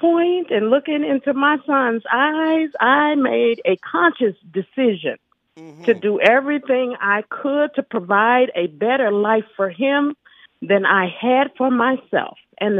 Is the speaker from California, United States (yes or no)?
no; Chicago, Illinois, United States; I grew up in the Chicago projects called Augel Gardens and struggled and went through trials and tribulations growing up there and finally just kind of fought my way out.